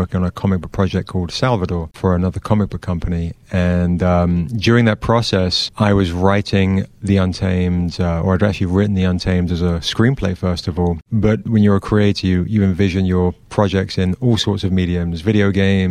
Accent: Surrey, South East England, United Kingdom; moved away as an adult; now in United States; I'm from England. I'm from a small kind of county southwest of London called Surrey. And I've been here 24 years or something.

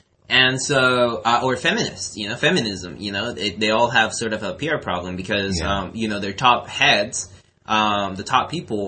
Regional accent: Mexico; now in United States; I come from Mexico, right?

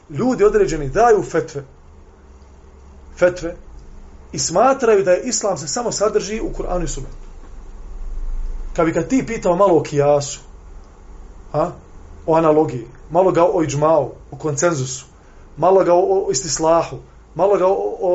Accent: Bosnia & Herzegovina; kod nas u Bosni

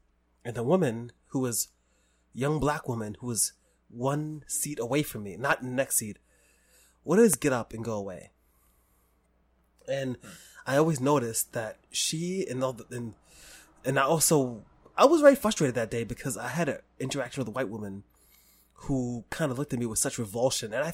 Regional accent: New York City, New York, United States; I grew up in the Bronx

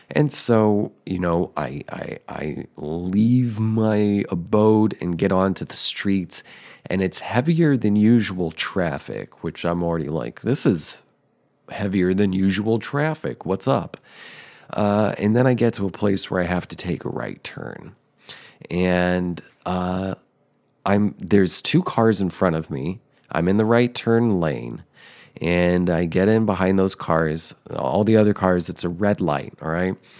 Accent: central New Jersey, United States; also born or lived in Denver, Colorado; I'm originally from Colorado, from Denver area. And when I was six, I moved with my parents to central New Jersey.

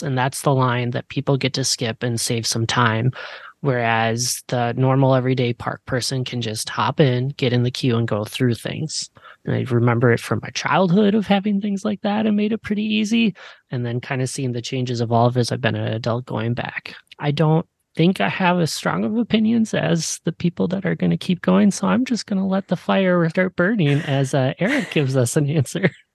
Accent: Midwest, United States; growing up in the Midwest, I was a big Six Flags person

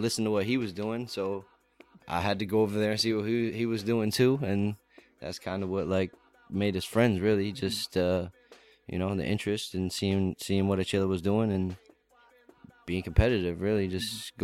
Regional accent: Lakewood, New Jersey, United States; originally from Jersey, uh, uh-huh. like South Jersey, uh, Lakewood, Ocean County, um, mm-hmm. and just grew up down there

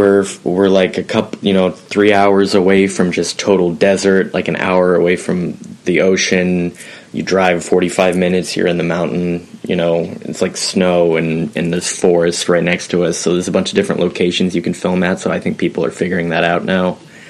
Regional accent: Portland, Oregon, United States; I don't know why I'm just now getting comfortable with sharing where I'm from, but I'm from Portland, Oregon.

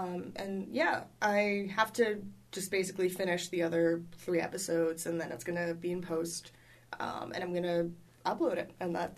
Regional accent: New York City, New York, United States; New York. And it was on the Upper West Side. Like, it's not a neighborhood that gets robbed very often.

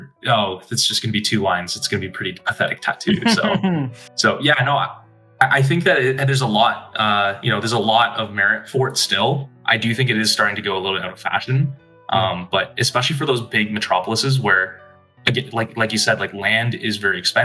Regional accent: Toronto, Ontario, Canada; now in Detroit, United States; before Detroit, I'm from Toronto.

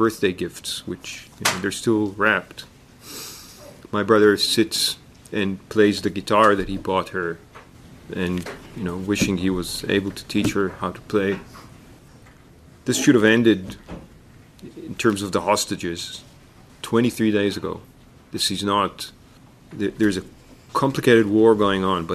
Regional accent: Israel; moved away as an adult; now in Toronto, Canada; I'm a Canadian Israeli. I live in Toronto.

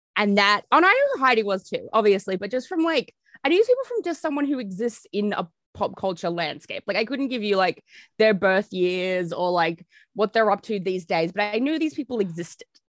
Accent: Australia; being Australian

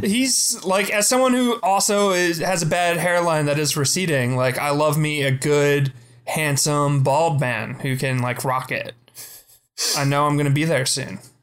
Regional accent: Pennsylvania, United States; born or raised there

